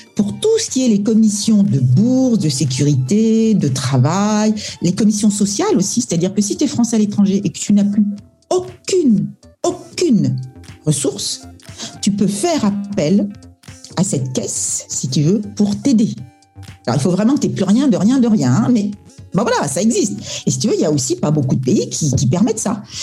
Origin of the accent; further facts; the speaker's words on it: France; now in Singapore; on est français